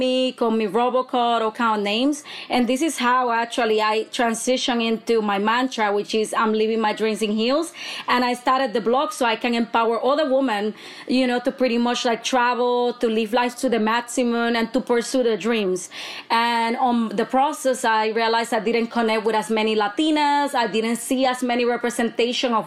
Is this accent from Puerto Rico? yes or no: yes; Bayamón, Puerto Rico; I actually was raised in Bayamón, Puerto Rico